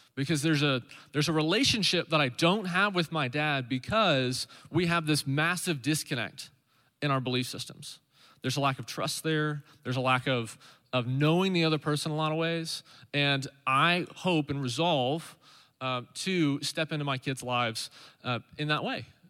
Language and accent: English; Stillwater, Oklahoma, United States; I grew up in Stillwater, Oklahoma